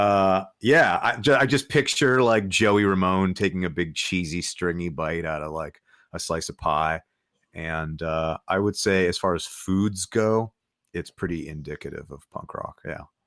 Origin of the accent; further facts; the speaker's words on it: Los Angeles, California, United States; moved away as an adult; now in Nashville, United States; Angelino native L A guy